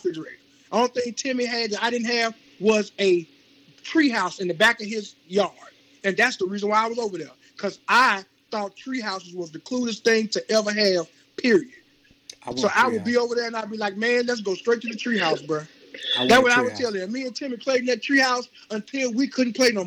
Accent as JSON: {"language": "English", "town": "Jackson", "region": "Mississippi", "country": "United States", "tie": "born or raised there", "also_born_or_lived": "Queens, New York", "said": "I was raised right there in Jackson, Mississippi"}